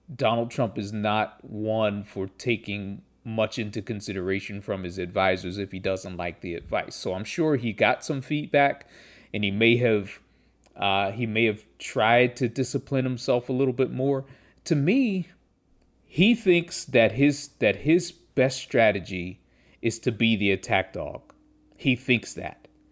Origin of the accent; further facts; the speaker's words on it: Pittsburgh, Pennsylvania, United States; I grew up in Pittsburgh